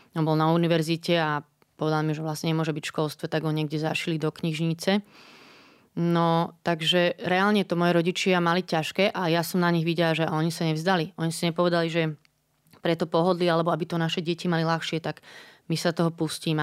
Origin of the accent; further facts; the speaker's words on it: Bratislava, Bratislava Region, Slovakia; ja som z Bratislavy